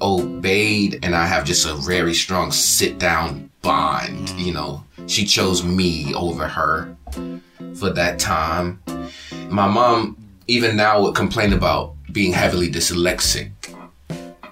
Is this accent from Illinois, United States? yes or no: no; Savannah, Georgia, United States; also born or lived in Phoenix, Arizona; I was born in Phoenix, Arizona, but I was raised in Savannah, Georgia